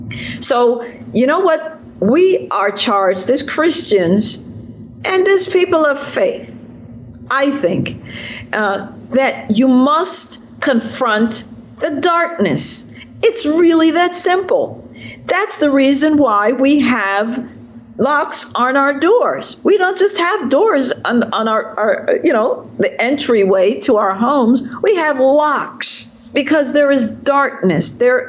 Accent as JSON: {"language": "English", "country": "Jamaica", "lives_now": "United States", "said": "So I believe I'm sort of in exile here in America. Mm-hmm. You know, I'm a Jamaican in exile, and I'm now a product of America."}